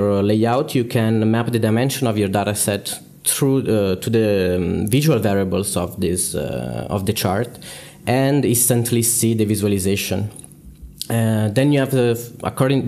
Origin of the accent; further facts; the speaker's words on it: Milan, Lombardy, Italy; I am also from Milan